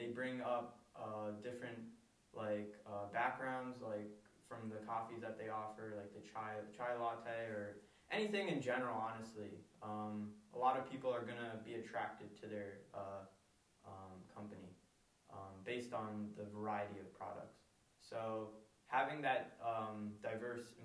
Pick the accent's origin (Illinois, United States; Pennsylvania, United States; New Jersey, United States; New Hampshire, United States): Pennsylvania, United States; I was born here and I was raised in America, in Pennsylvania